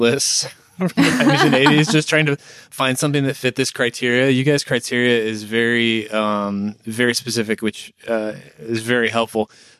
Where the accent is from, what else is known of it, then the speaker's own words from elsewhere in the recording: Atlanta, Georgia, United States; I'm from Atlanta originally as well.